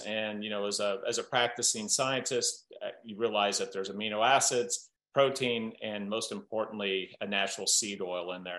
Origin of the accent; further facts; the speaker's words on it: Southern Iowa, United States; growing up in Southern Iowa, I had this uh, entrepreneurial great uncle